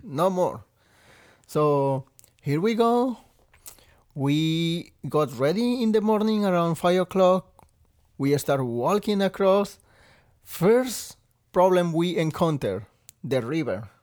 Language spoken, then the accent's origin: English; Veracruz, Mexico; English is a second language; moved away as an adult; also born or lived in Texas / Rhode Island; now in Maine, United States; I come all the way from Mexico, Veracruz, which is all the way at the south